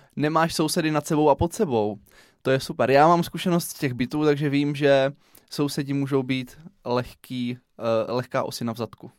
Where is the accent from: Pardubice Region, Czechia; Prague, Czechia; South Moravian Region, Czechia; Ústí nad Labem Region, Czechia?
South Moravian Region, Czechia; Brno; Já jsem se narodil v Komíně, pak jsme se stěhovali do Jundrova, na Lesnou, po druhé na Lesnou, do Černých polí, do Řečkovic, do Černých polí